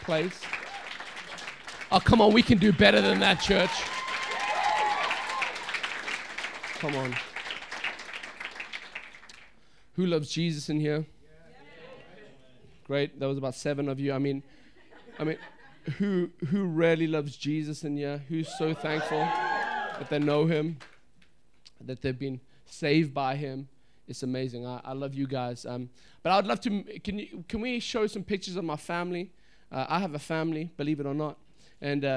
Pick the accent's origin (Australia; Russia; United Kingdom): United Kingdom; England; now in Bradford, United Kingdom; I'm from England. I'm living in Bradford